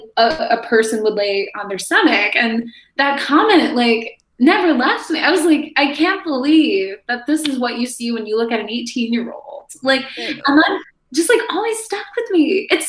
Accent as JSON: {"language": "English", "town": "Joliet", "region": "Illinois", "country": "United States", "moved": "yes", "said": "I'm from Joliet. I'm from like a southwest suburb of Chicago"}